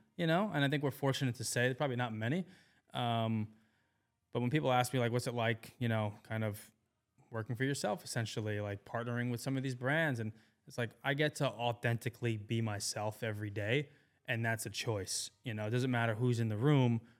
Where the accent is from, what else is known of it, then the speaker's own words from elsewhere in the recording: New York, United States; moved away as an adult; now in Austin, United States; I'm not from Maryland, you know, I'm from New York